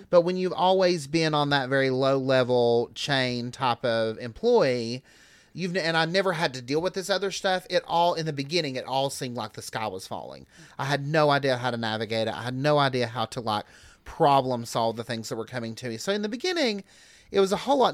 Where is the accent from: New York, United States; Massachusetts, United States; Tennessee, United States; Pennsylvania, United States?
Tennessee, United States; Newport; now in Knoxville, United States; I'm from about sixty miles east of here, um, Newport, Cott